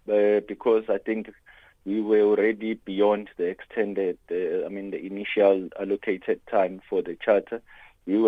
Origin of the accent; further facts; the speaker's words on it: South Africa; as a South African